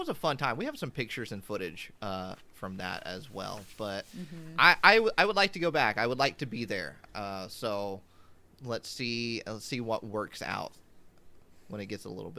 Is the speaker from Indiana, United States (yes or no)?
yes; Indiana, United States; That's my backyard. I'm from Indiana.